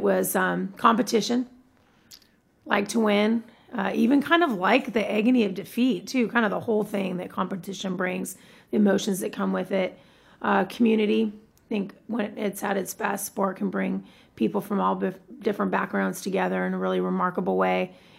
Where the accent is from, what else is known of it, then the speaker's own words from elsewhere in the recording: Tacoma, Washington, United States; also born or lived in San Diego; when we moved from San Diego to Tacoma, my dad wanted to do something fun for our family, something to connect us to a community that we didn't know very well.